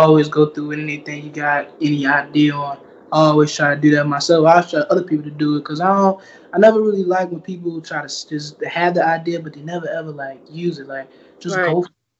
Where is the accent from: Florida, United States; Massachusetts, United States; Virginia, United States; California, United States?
Virginia, United States; Farmville; today we have somebody I know from my hometown